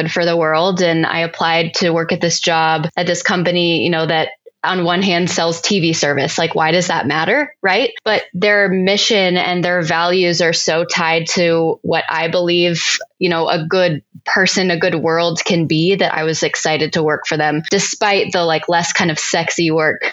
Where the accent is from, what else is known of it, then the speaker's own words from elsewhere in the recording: Las Vegas, Nevada, United States; moved away as an adult; now in Salt Lake City, United States; I grew up in Las Vegas, Nevada